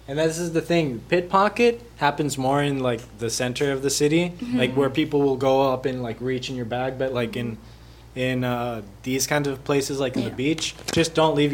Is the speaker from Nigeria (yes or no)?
no; Costa Rica; a lot of people will come and target Costa Rica because they know how chill we are.